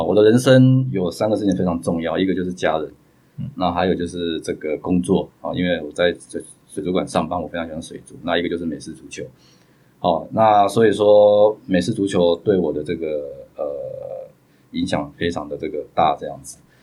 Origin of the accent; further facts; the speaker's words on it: Kaohsiung, Taiwan; 我是一个高雄人，所以我们就是以高雄就是一个那种工也是业的钢，钢铁城